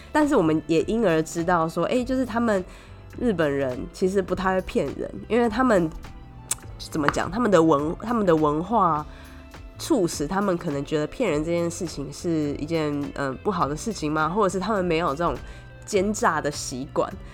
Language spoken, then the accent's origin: Chinese; Taiwan; 加上我一个台湾人